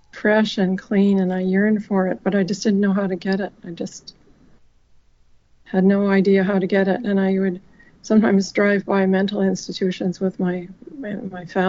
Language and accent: English; Winnipeg, Manitoba, Canada; I grew up in Winnipeg, Manitoba, Canada